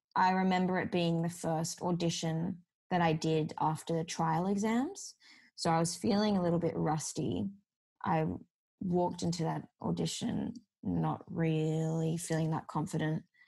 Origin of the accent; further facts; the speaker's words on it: Sydney, New South Wales, Australia; I've grown up in Sydney. This is my hometown